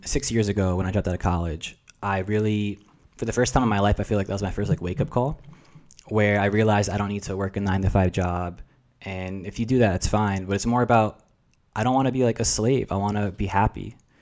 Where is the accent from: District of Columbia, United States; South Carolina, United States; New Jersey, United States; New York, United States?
New Jersey, United States; first language Russian; English is a second language; moved away as an adult; now in San Diego, United States; I'm a first generation American. And that was a unique experience growing up, like, in New Jersey with Russian parents